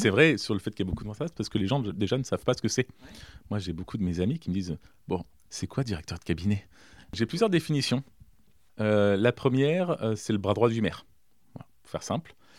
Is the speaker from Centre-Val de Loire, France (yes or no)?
yes; Villedieu-sur-Indre, Centre-Val de Loire, France; also born or lived in south of France; j'ai grandi à Villedieu